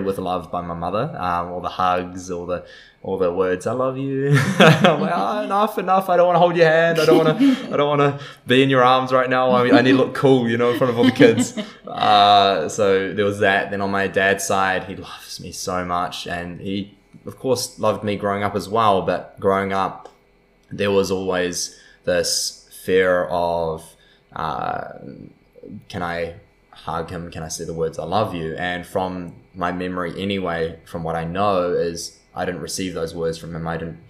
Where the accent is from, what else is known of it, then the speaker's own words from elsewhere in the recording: New Zealand; also born or lived in San Diego; from New Zealand, grew up in such a safe and beautiful country